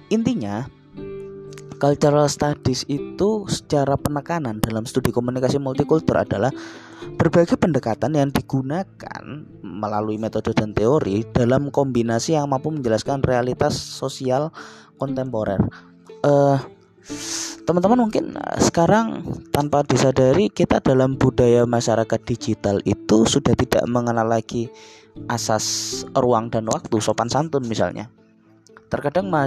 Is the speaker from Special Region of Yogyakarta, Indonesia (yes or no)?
no; East Java, Indonesia; membawa karakter saya sebagai orang Jawa Timur ketika berinteraksi dengan masyarakat apapun, entah masyarakat di luar Jawa Timur, masyarakat Jawa Timur itu sendiri bahkan masyarakat internasional. Logat saya tidak akan pernah saya ubah